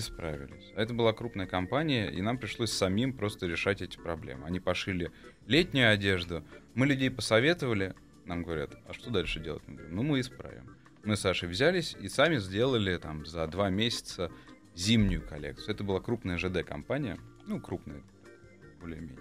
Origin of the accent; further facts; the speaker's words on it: Moscow, Russia; also born or lived in Izhevsk, Russia / United States; Я вообще родился в Ижевске, угу. потом переехал в Москву, вырос в Москве